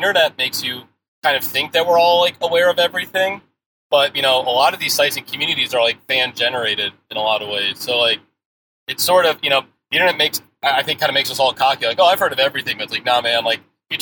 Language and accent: English; Pennsylvania, United States; in my little part of Pennsylvania